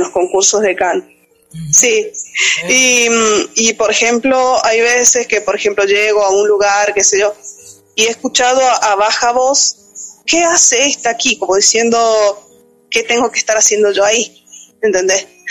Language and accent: Spanish; San Juan, Argentina; Soy de la provincia de San Juan, país Argentina